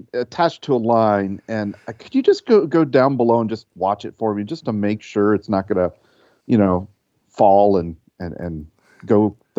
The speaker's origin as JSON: {"language": "English", "region": "Minnesota", "country": "United States", "accent": "Midwestern Minnesota", "said": "it just came out as my Midwestern Minnesota accent"}